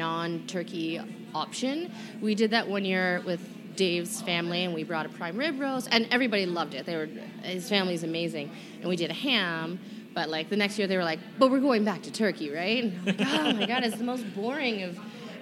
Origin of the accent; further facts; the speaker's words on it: Niagara Falls, Ontario, Canada; now in Alberta, Canada; I grew up in Niagara Falls